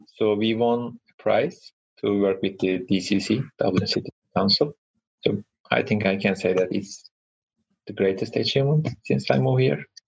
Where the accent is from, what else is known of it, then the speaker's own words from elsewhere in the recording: Ankara, Turkey; moved away as an adult; now in Ireland; I was born in Ankara, which is capital city of Turkey